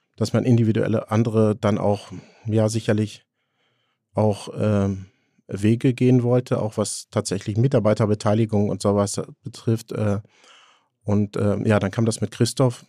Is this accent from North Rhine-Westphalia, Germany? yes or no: yes; Haltern am See, North Rhine-Westphalia, Germany; ich komme ja aus Haltern am See, das ist Münsterland